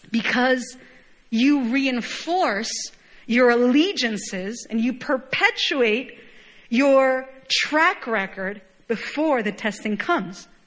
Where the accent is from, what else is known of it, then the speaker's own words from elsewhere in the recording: Chile; moved away; Even when I go back home, I, my, my hometown is home nation is Chile, very, very far, literally on the other side of the globe.